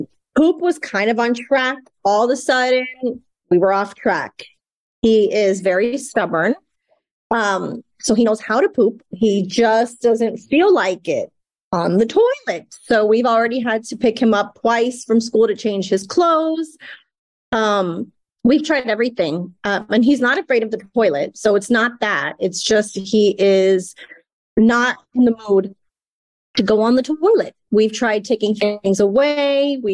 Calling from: Texas, United States; I am in Texas right now.

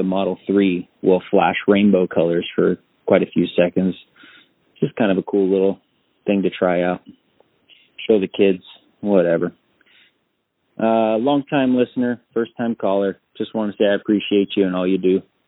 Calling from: Carlsbad, California, United States; I'm calling from Carlsbad, which is in San Diego County.

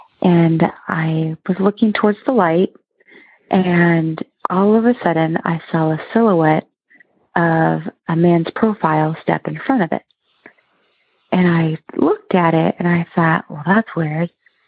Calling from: Oregon, United States; I'm calling from Oregon.

